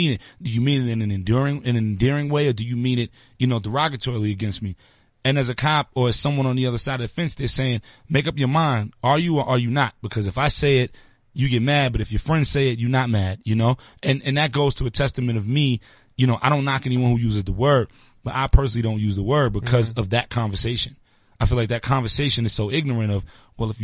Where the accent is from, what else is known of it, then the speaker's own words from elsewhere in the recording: New York City, New York, United States; I'm from Brooklyn, so I'm from the home of getting to it as quick as possible